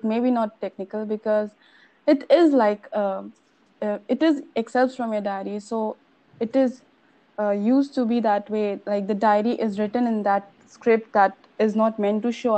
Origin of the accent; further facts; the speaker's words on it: Gorakhpur, Uttar Pradesh, India; I'm from a city called Gorakhpur from Uttar Pradesh